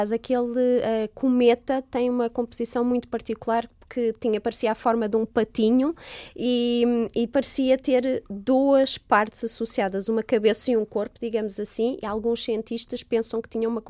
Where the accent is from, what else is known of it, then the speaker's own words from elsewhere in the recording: Portugal; now in England; Eu disse: ah, sou de, de, de Portugal.